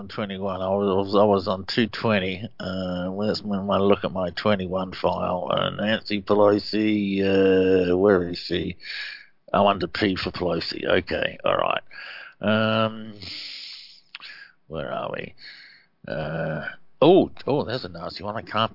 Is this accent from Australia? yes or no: yes; Australia; me as an Aussie